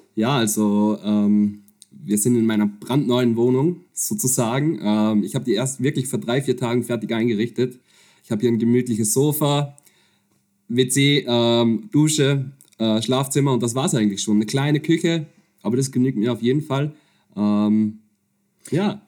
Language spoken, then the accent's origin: German; Upper Austria, Austria; moved away as an adult; also born or lived in Vienna; now in Netherlands; ich bin, bin Österreicher, äh, komme aus, ursprünglich aus der Region Oberösterreich